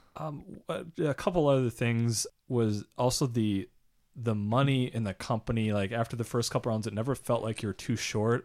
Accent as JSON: {"language": "English", "country": "United States", "said": "I'm from America"}